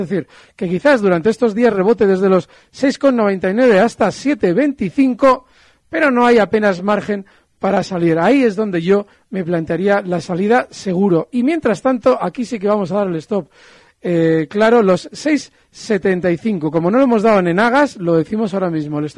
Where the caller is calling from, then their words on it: Bilbao, Basque Country, Spain; Buenos días … de Bilbao.